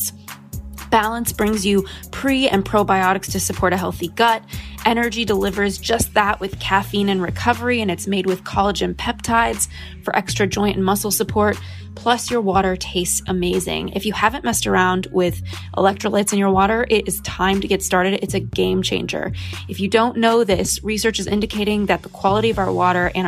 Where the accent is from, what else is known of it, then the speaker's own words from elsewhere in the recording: Los Angeles, California, United States; growing up in Los Angeles and influencer land